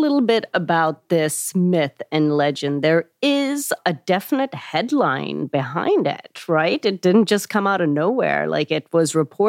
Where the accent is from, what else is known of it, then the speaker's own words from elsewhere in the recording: Pakistan; moved away; I'm from Pakistan.